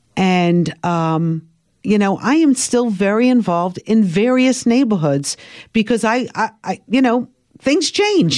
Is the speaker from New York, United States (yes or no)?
yes; Brooklyn, New York, United States; accent: Brooklyn; growing up in Brooklyn, I always watched, uh, Eyewitness News